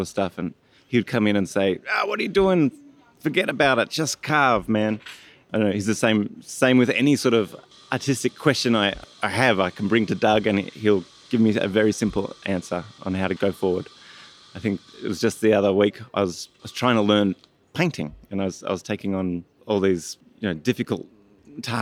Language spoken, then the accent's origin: English; Australia; moved away; I'm from Australia.